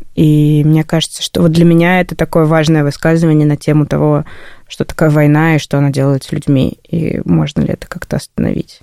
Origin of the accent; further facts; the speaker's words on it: Saint Petersburg, Russia; Петербург – мой родной город